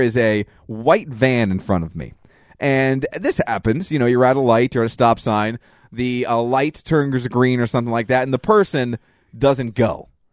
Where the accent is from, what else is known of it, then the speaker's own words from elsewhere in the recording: Reading, Pennsylvania, United States; we're from Reading, Pennsylvania.